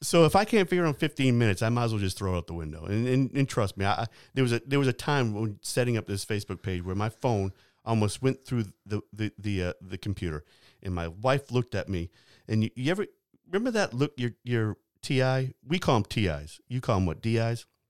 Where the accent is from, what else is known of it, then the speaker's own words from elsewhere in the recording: New Hampshire, United States; I'm from New Hampshire